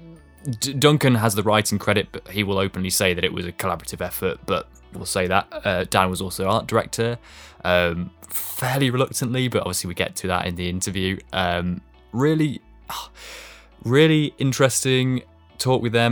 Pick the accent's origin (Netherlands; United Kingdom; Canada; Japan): United Kingdom; East Midlands; we are from the East Midlands